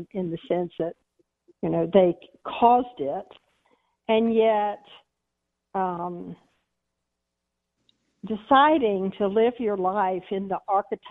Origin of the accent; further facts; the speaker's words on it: Texas, United States; I'm a Texan